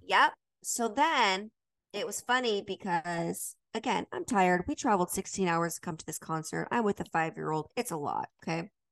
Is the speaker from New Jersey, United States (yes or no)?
no; Utah, United States; I grew up in Utah